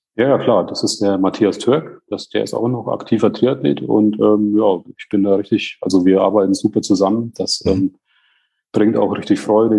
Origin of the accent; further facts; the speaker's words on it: Bamberg, Bavaria, Germany; Also ich komme aus Bamberg